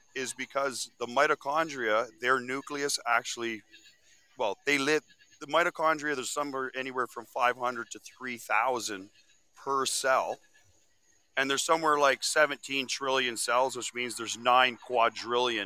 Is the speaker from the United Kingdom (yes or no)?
no; Keswick, Ontario, Canada; I'm from Keswick.